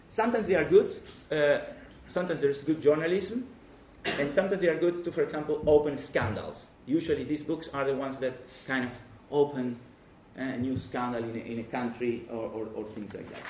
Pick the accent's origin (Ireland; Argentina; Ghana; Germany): Argentina; English is a second language; moved away as an adult; now in Netherlands; I'm Argentinian myself. Uh, I come from Argentina, but I live 25 years in the Netherlands